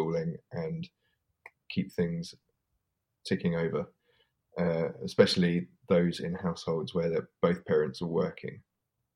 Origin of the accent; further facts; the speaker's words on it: Welwyn Garden City, East of England, United Kingdom; my wife and all of our friends, we grew up in Welland Garden City